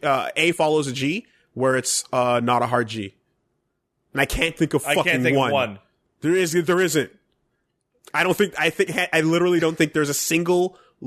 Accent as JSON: {"language": "English", "country": "Canada", "said": "Yeah, but we're also Canadian."}